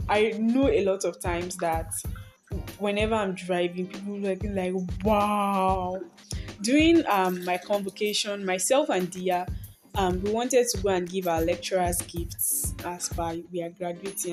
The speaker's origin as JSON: {"language": "English", "country": "Nigeria", "also_born_or_lived": "Akure, Ondo State", "said": "I am a Nigerian girl living in the heart of Akure"}